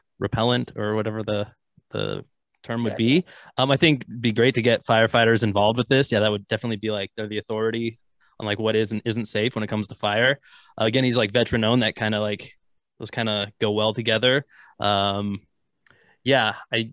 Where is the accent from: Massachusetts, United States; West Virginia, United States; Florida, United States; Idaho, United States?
Idaho, United States; North; moved away; I'm not quite from Canada, but North Idaho originally